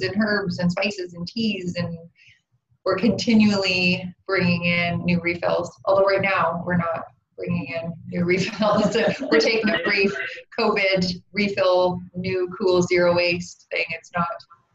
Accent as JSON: {"language": "English", "area": "Vancouver Island", "region": "British Columbia", "country": "Canada", "tie": "born or raised there", "said": "I grew up on Vancouver Island"}